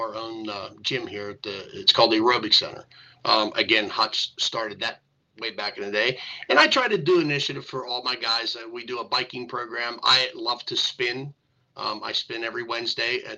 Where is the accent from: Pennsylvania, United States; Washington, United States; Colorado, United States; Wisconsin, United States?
Pennsylvania, United States; Greensburg; I grew up in the Ludwig section of town at the number 6 fire hall